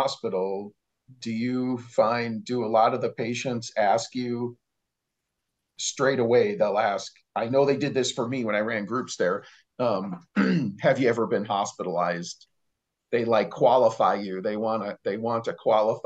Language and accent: English; Chicago, Illinois, United States; moved away as an adult; now in Montana, United States; I was born and raised in Chicago. And so my all my hospitalizations took place there before I moved out here to Montana